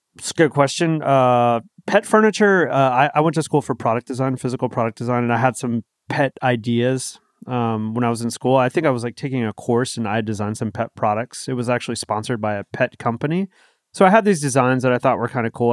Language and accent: English; East Coast, United States; moved away as an adult; also born or lived in San Diego, California; now in California, United States; we're from the East Coast. Like, we moved to California